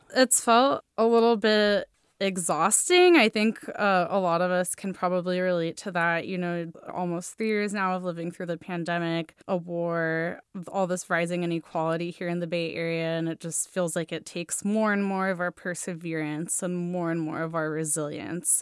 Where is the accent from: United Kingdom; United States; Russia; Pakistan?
Russia; moved away; growing up in Russia